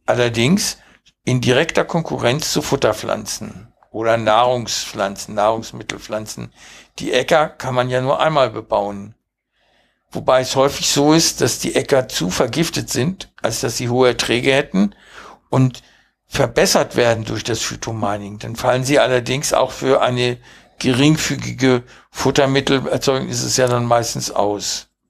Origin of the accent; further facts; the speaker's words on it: Hanover, Lower Saxony, Germany; born or raised there; German is a second language; also born or lived in Uruguay